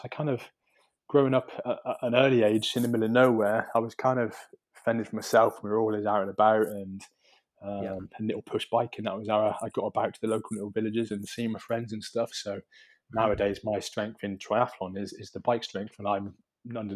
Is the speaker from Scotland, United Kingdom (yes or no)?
yes; Highlands of Scotland, United Kingdom; now in Shropshire, United Kingdom; I grew up in the Highlands of Scotland